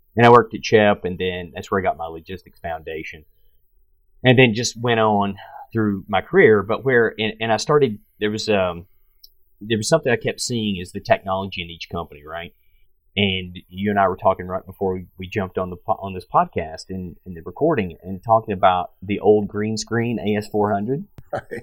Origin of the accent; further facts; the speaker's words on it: Pikeville, Tennessee, United States; I'm originally from Tennessee, and I grew up in a little town called Pikeville, Tennessee, 2,000 people.